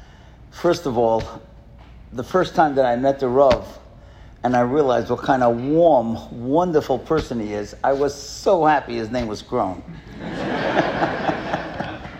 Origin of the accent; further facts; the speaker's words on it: New York City, New York, United States; we grew up in Kew Gardens together.